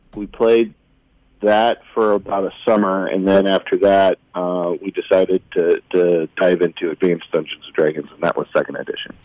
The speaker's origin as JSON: {"language": "English", "town": "Oskaloosa", "region": "Iowa", "country": "United States", "tie": "born or raised there", "said": "I grew up in Oskaloosa."}